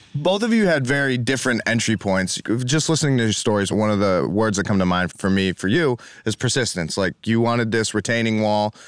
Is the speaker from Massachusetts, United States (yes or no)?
yes; East Longmeadow, Massachusetts, United States; I grew up in Western Mass, and we had the brownstone and the redstone quarries out there.